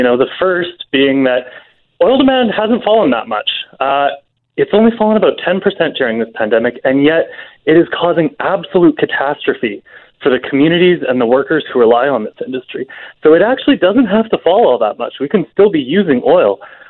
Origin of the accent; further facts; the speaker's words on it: Alberta, Canada; I'm from Alberta.